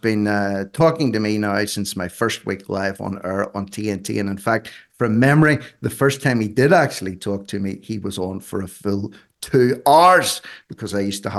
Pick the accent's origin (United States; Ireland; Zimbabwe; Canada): Ireland; I'm just an Irishman